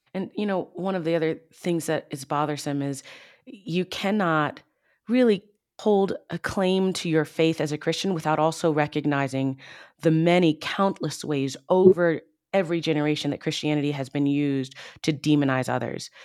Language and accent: English; Baltimore, Maryland, United States; I grew up in the Baltimore, D C area.